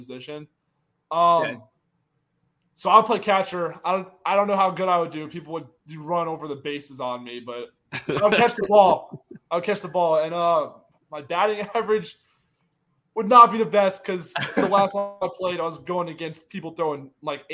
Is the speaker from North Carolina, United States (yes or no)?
yes; Charlotte, North Carolina, United States; moved away as an adult; also born or lived in Louisiana; I'm from North Carolina, so I grew up a Panthers fan